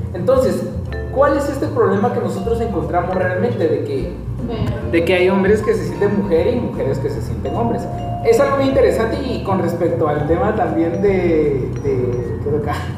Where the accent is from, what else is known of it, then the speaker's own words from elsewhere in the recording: Guatemala; como guatemaltecos